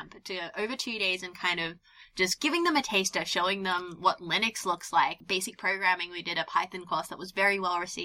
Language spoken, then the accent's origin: English; Australia; moved away as an adult; also born or lived in Netherlands; now in United Kingdom; I grew up in Australia